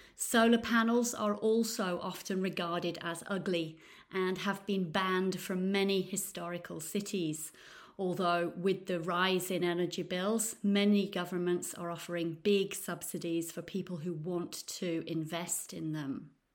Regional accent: Nottingham, East Midlands, United Kingdom; now in Florence, Italy; I'm from Nottingham in the U K, but now I live in beautiful Florence in Italy.

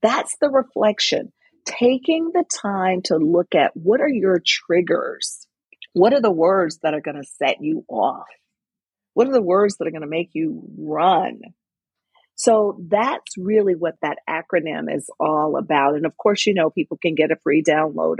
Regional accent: Mississippi, United States; now in Connecticut, United States; I grew up in Mississippi

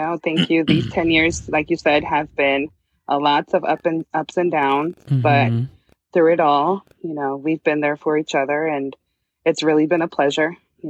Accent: California, United States; moved away as an adult; also born or lived in Kansas / Washington; now in Seattle area, Washington, United States; born and raised in California, graduated California and, lived in Kansas for 7 years.

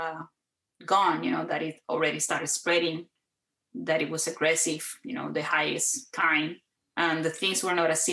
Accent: Puerto Rico; moved away as an adult; now in San Antonio, United States; I grew up in Puerto Rico

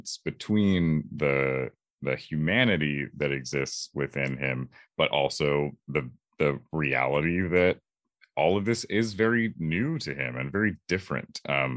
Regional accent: Orange County, California, United States; also born or lived in Los Angeles; I am from California, Orange County specifically, and currently I'm in Los Angeles right now

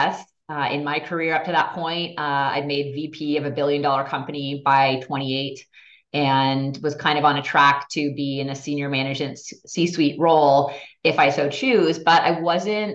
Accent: Toronto, Ontario, Canada; also born or lived in Montreal; I grew up in Toronto, had figure skates slapped on me when I was 4 years old

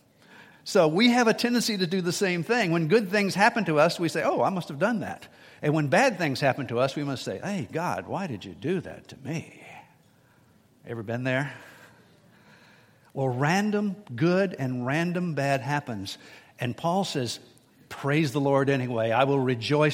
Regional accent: United States; I was born in America

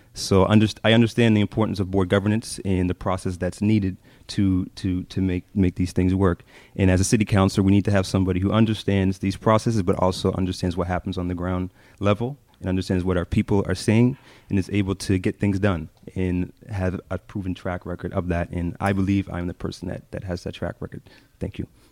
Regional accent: Halifax, Nova Scotia, Canada; I grew up in North End of Halifax, uh, my whole life

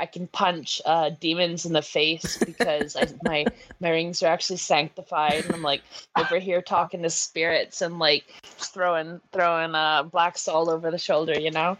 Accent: Canada; accent: Métis; My Métis accent comes through a lot with, like, the, you know, when I'm always, like, saying, when I finish up stuff, I'm like, oh, you know, or something like that. That's very native.

